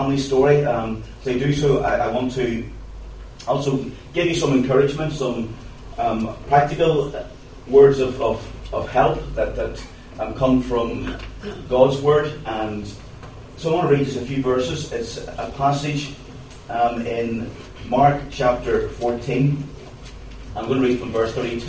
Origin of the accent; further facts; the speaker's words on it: County Tyrone, Northern Ireland, United Kingdom; I come from Tyrone. I've lived there my whole life